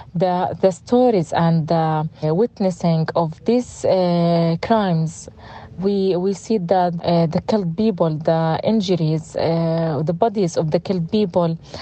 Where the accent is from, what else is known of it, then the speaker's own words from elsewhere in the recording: Gaza City, Gaza Strip, Palestine; English is a second language; moved away as an adult; also born or lived in Khan Yunis; now in Rafah, Palestine; I'm from Gaza city